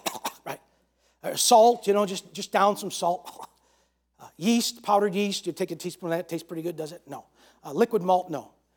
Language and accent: English; New York, United States; I'm from New York